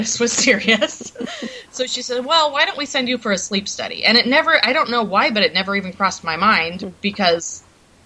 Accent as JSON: {"language": "English", "town": "Bellingham", "region": "Washington", "country": "United States", "tie": "born or raised there", "also_born_or_lived": "Seattle", "said": "When I was 18, I moved from my hometown of Bellingham down to Seattle"}